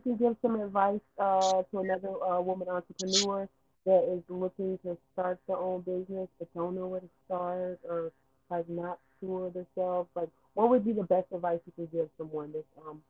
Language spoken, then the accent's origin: English; California, United States; I mean, I'm Californian